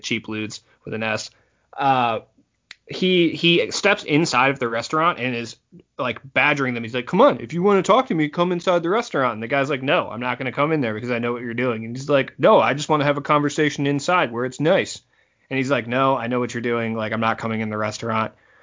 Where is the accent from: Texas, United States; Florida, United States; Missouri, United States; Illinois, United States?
Illinois, United States; Rockford; my hometown of Rockford, Illinois